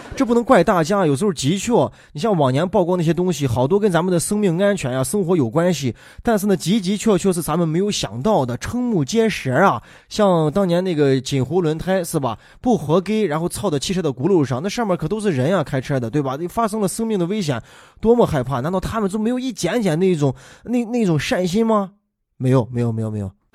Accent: Weinan, Shaanxi, China; accent: Shaanxi-accented Mandarin; 我们全陕西，我们全渭南最优秀的中文老师

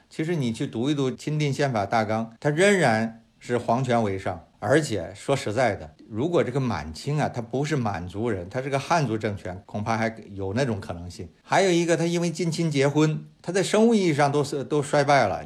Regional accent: China; 我们中国人里头百分之七八十还生活在十九世纪

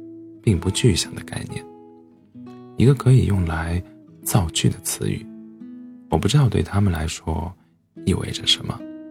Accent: Sichuan, China; now in Dalian, China; 我老家在川北大山深处，离大连两千，离大连两千五百多公里，没有直达的火车。

